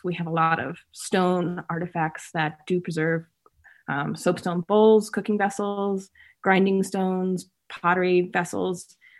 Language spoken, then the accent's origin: English; New Jersey, United States; moved away; growing up in New Jersey